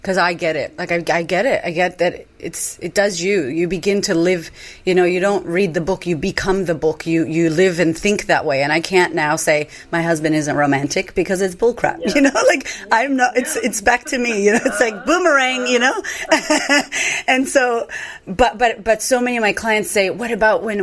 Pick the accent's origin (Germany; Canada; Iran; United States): United States; moved away as an adult; now in Australia; I'm American, but I live in Australia now